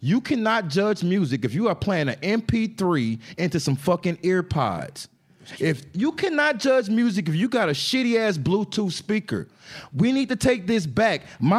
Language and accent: English; Dallas, Texas, United States; born there; also born or lived in Atlanta / Fort Lauderdale / Huntington Beach / Indiana; Hey, I was born in Dallas, Texas. I moved to Atlanta, then Fort Lauderdale, then Huntington Beach, California, then back to Atlanta, then to Indiana.